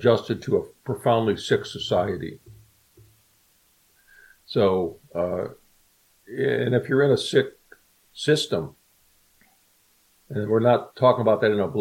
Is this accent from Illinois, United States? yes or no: yes; Chicago, Illinois, United States; I'm from Chicago originally